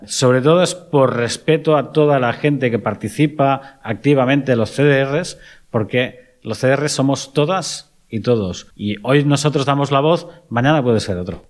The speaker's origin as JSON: {"language": "Spanish", "region": "Catalonia", "country": "Spain", "said": "Exclusivamente catalán"}